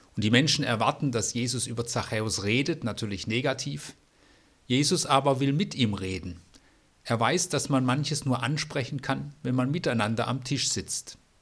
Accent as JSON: {"language": "German", "town": "Bad Salzuflen", "region": "North Rhine-Westphalia", "country": "Germany", "tie": "born or raised there", "said": "Ich bin in Bad Salzuflen geboren"}